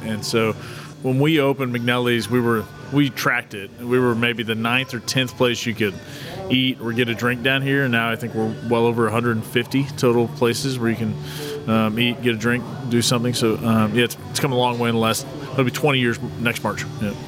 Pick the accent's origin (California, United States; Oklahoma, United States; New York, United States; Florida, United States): Oklahoma, United States; Tulsa; also born or lived in Broken Arrow, Oklahoma; I have a lot of pride about my hometown